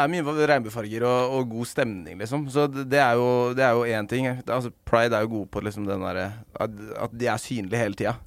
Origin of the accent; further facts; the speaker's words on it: Skien, Telemark, Norway; Altså, jeg kommer fra Skien